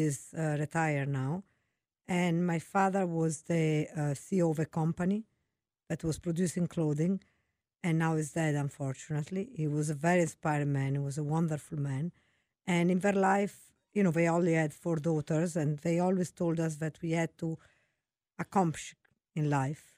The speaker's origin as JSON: {"language": "English", "town": "Venice", "region": "Veneto", "country": "Italy", "tie": "born or raised there", "also_born_or_lived": "Florence", "second_language": "English", "moved": "as an adult", "lives_now": "United States", "said": "I'm from Italy. I was born in Florence. I grew up in Venice, such a beautiful city in Italy"}